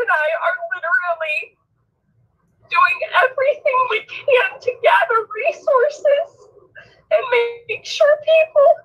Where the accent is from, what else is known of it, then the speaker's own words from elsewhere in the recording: Elmira, Oregon, United States; now in Idaho, United States; I'm a native Oregonian and Rick is my friend. Um, I, I grew up I grew up in Elmira, Oregon. That's where my family is.